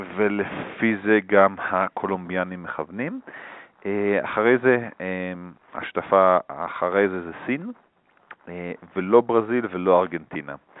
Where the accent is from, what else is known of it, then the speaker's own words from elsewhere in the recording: Israel; moved away as an adult; now in Bogotá, Colombia; אנחנו כישראלים